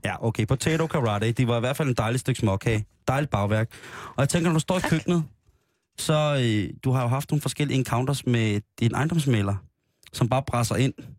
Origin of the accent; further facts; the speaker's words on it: Denmark; vi er jo danskere